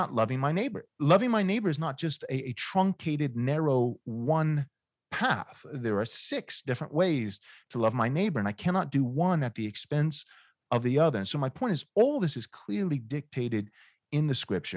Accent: United States; I'm an American

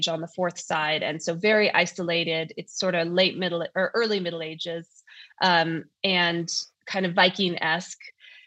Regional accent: North Idaho, United States; accent: North Idaho; I live in Idaho, as you can tell from my lack of an accent, I guess, or maybe my North Idaho accent.

